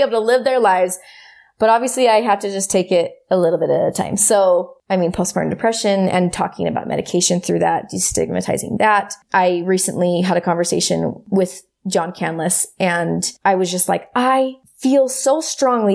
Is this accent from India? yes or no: no; United States; growing up in America and growing up in, in the community that I did